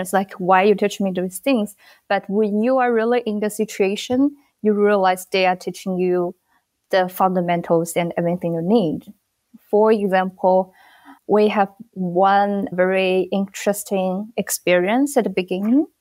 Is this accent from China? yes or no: yes; China; moved away as an adult; now in Bangladesh; Originally, I'm from China